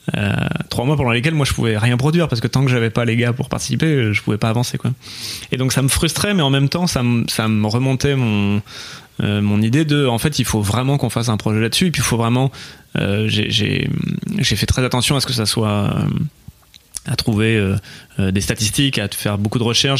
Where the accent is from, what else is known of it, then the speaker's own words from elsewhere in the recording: Bordeaux, Nouvelle-Aquitaine, France; je, suis né à Bordeaux